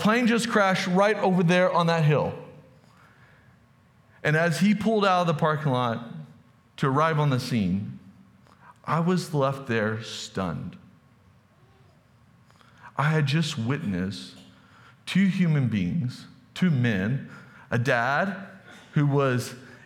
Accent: Texas, United States; moved away; I'm from Texas

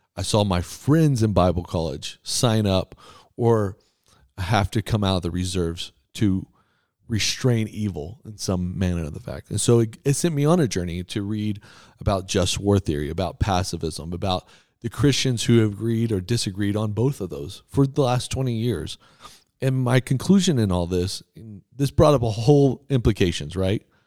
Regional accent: Texas, United States; so I grew up in Texas.

